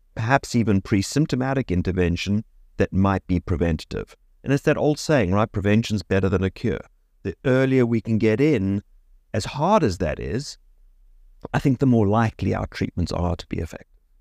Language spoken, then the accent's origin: English; Cape Town, Western Cape, South Africa; moved away as an adult; also born or lived in Oxford; now in South Florida, United States; I grew up in Cape Town, South Africa, which is where I went to medical school